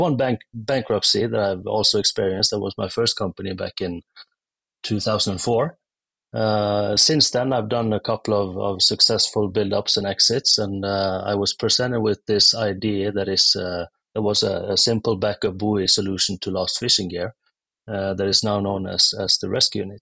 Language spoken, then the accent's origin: English; Norway; I'm from Norway. Uh, grew up in a small town, come from a long line of fishermen